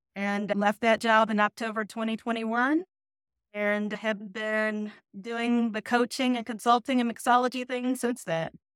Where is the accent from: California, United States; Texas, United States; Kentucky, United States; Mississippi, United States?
Kentucky, United States; Louisville; moved away as an adult; also born or lived in Nashville, Tennessee / Detroit, Michigan / Atlanta, Georgia; now in Charlotte, United States; born and raised in Louisville, Kentucky